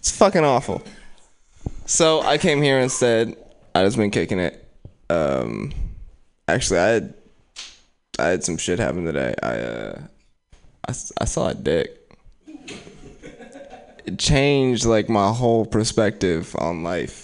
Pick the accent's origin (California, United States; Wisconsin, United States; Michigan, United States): California, United States; Oakland; I'm from West Oakland